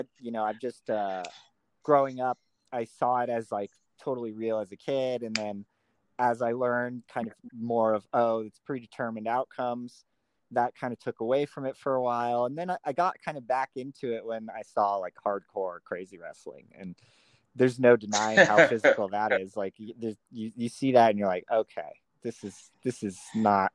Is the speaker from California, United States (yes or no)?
yes; Southern California, United States; I grew up in California, Southern California, and had a fairly regular upbringing